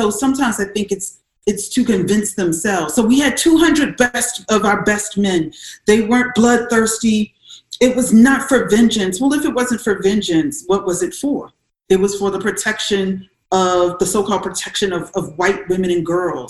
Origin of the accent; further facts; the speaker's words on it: South Carolina, United States; I'm from South Carolina